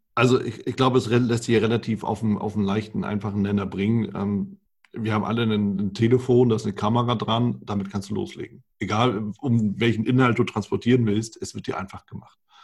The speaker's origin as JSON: {"language": "German", "country": "Germany", "said": "bei uns in Deutschland"}